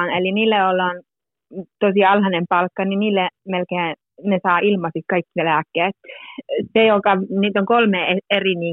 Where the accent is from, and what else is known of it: Muurame, Central Finland, Finland; born or raised there; first language Finnish; moved away as an adult; also born or lived in Korpilahti; now in Parma, Italy